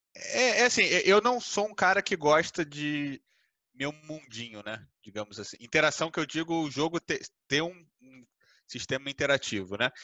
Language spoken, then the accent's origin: Portuguese; Brazil; a base do brasileiro, né? Tipo, a gente foi criado no Uno